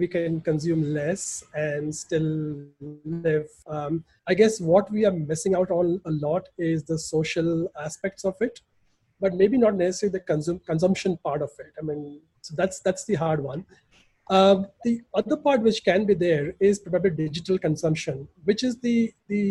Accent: Ahmedabad, Gujarat, India; growing up in Ahmedabad

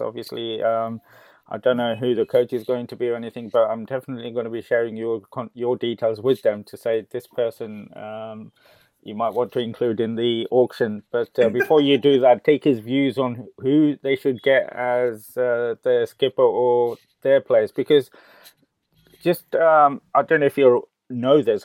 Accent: Gujarat, India; my home state, Gujarat

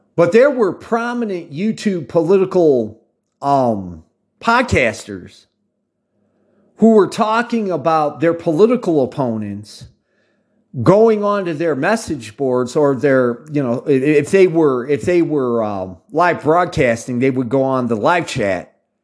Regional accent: United States; accent: American; I talk from American perspective. Obviously, for those of you outside the United States, you can hear it in my accent.

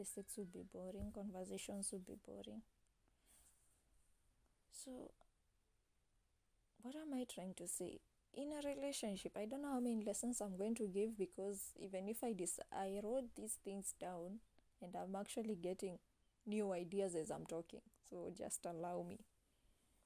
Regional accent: Kenya; I'm an African, I'm a Kenyan, raised Christian

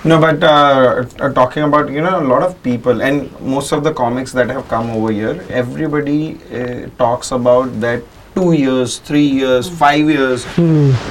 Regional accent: Bandra, Maharashtra, India; So and I'm so the only one from Bandra

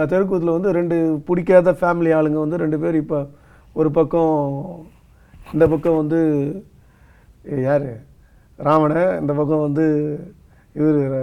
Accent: outside Chennai, Tamil Nadu, India; நான் பிறந்து வளர்ந்ததெல்லாம் சென்னைக்கு வெளியிலன்றதுனால

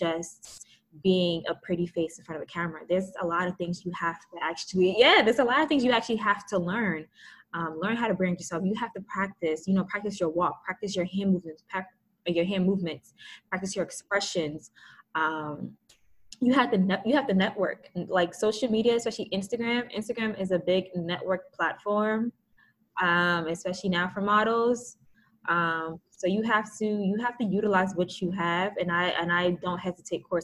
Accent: New Jersey, United States; because I'm from Jersey

